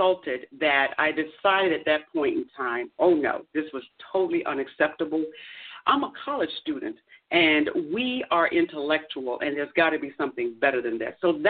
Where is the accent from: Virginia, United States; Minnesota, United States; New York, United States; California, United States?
Virginia, United States; moved away as an adult; also born or lived in Tallahassee, Florida; I'm from Virginia